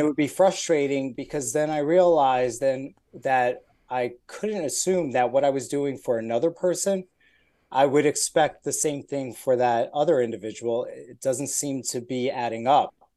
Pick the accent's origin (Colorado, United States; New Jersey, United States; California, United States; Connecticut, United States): New Jersey, United States; moved away as an adult; also born or lived in Brooklyn, New York / Buffalo, New York; now in Atlanta, United States; originally I was born in Brooklyn, moved to New Jersey